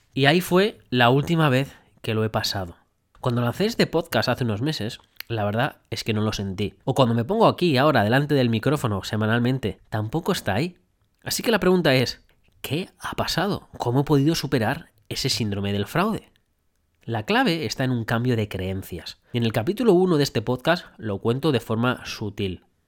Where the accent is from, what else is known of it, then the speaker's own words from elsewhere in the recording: Spain; moved away as an adult; now in Brisbane, Australia; cómo somos los españoles